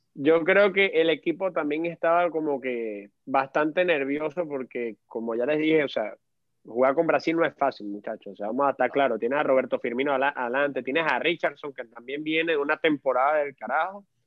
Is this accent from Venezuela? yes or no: yes; Venezuela; como venezolano tengo bastante fe